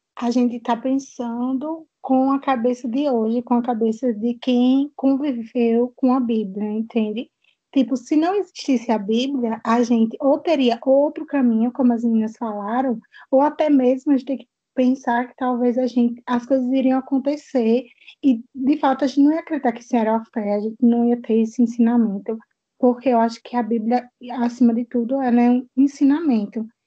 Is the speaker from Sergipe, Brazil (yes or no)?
yes; Itabaiana, Sergipe, Brazil; Eu sou de Itabaiana, Sergipe